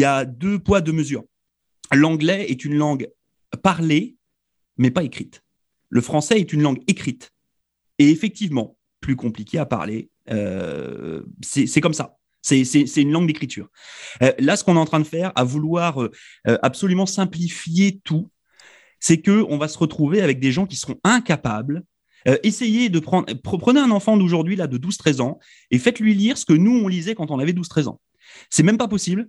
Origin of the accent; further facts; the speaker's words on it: France; nous, en tant que Français